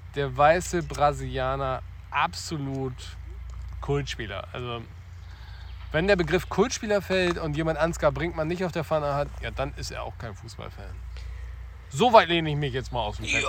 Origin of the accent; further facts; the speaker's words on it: Wilhelmshaven, Lower Saxony, Germany; Wilhelmshaven, wer aufgepasst hat, meine Heimatstadt